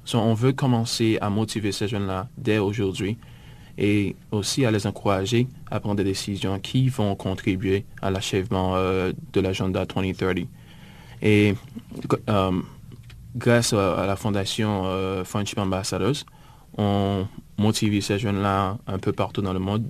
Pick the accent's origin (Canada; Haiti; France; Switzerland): Haiti; Gonaïves, Artibonite; now in United States; je suis originaire euh, d'Haïti, en fait de la ville des Gonaïves